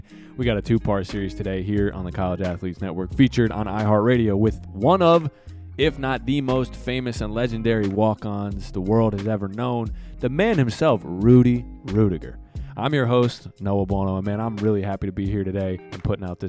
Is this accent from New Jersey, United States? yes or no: yes; New Jersey, United States; moved away as an adult; now in Pittsburgh, United States; I'm from New Jersey